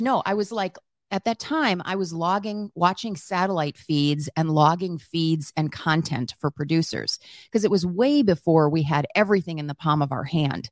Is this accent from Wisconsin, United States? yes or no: yes; Wisconsin, United States; moved away; I grew up on a dairy farm in Wisconsin